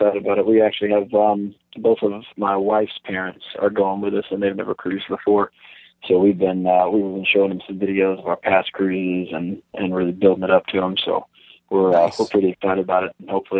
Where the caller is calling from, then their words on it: Lexington, Kentucky, United States; Lexington, Kentucky.